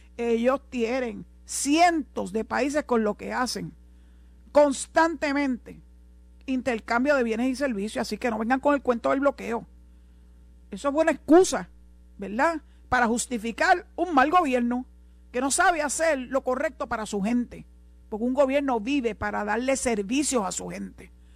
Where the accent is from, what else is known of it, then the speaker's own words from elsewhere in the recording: Puerto Rico; Aquí no hay nadie más puertorriqueño que yo, ni yo soy más puertorriqueña que nadie. Somos puertorriqueños